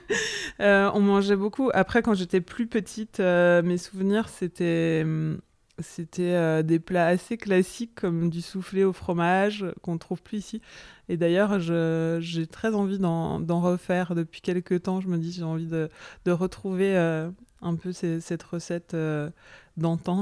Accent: Arbois, Bourgogne-Franche-Comté, France; also born or lived in Paris (Belleville); now in Paris, France; J'ai grandi dans le Jura, à Arbois, donc une petite, euh, petite ville qui est célèbre pour, pour ses vins, capitale des vins du Jura.

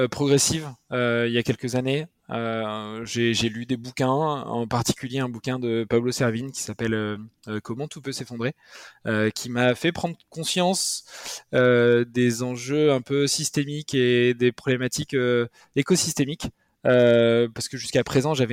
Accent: Nouvelle-Aquitaine, France; je suis originaire du Pays Basque.

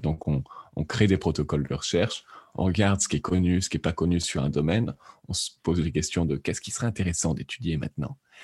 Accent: France; also born or lived in Lyon / Lausanne, Switzerland; J'ai fait un bac scientifique en France, je suis français

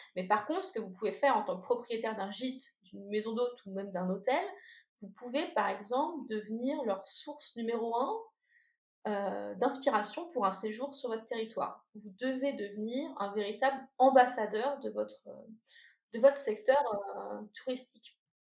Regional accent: Normandy, France; je suis normande

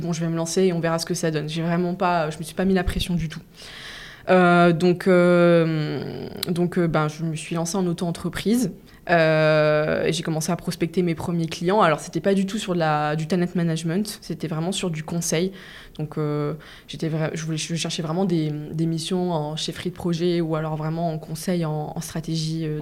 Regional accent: the east of France, France; now in Paris, France; je viens pas de, Paris de base, je viens de l'Est de la France

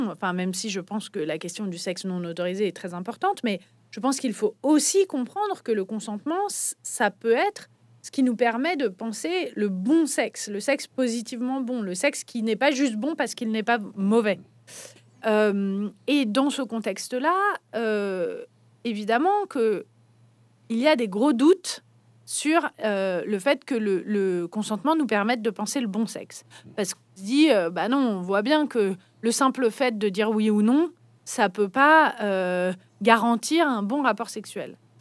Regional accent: France; quand on est français

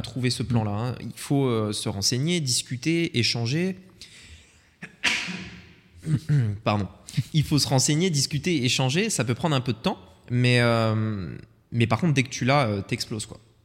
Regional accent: Voiron, Auvergne-Rhône-Alpes, France; moved away; dans la ville dans laquelle on a grandi, en France, Voiron entre Grenoble et Lyon

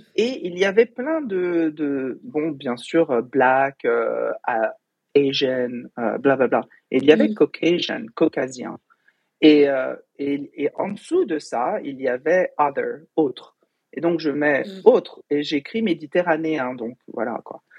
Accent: Fontenay-sous-Bois, Île-de-France, France; moved away as an adult; also born or lived in Paris / Boston; now in United States; j'ai grandi au Val de Fontenay, à Fontenay-sous-Bois, dans le 94, à l'est de Paris

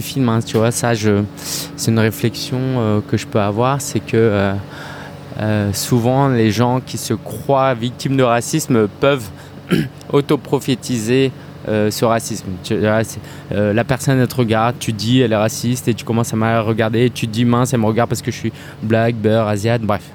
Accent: France; je suis né en France

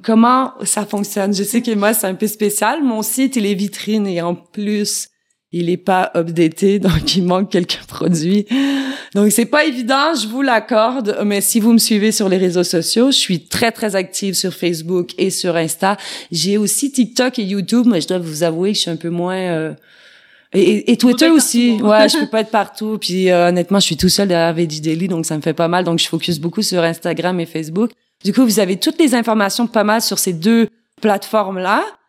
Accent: Quebec, Canada; moved away as an adult; now in France; chez nous au Québec

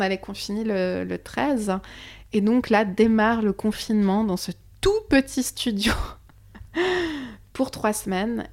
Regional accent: Switzerland; moved away as an adult; also born or lived in Lisbon; now in Paris, France; je viens de Suisse

